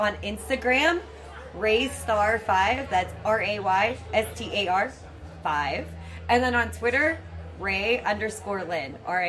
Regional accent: Pittsburgh, Pennsylvania, United States; it's my hometown

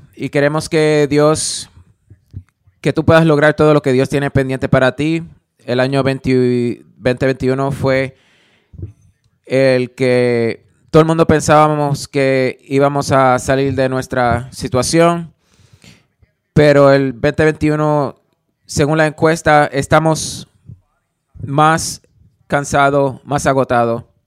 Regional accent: Alabama, United States; yo crecí en, en Alabama

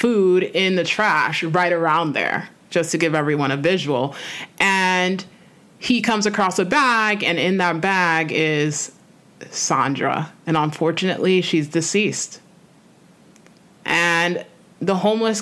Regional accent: New York City, New York, United States; I'm a New Yorker, so I'm like, if you're from New York, you know this

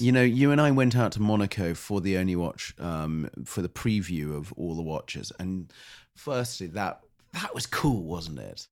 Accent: United Kingdom; also born or lived in United States (born); I am British

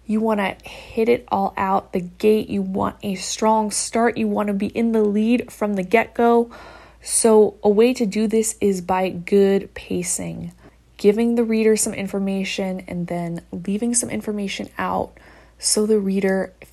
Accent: Midwest, United States; I'm from the Midwest

